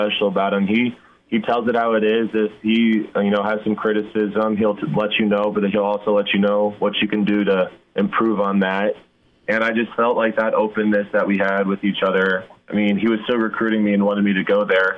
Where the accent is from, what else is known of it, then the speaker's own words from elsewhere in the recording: Nebraska, United States; growing up in Nebraska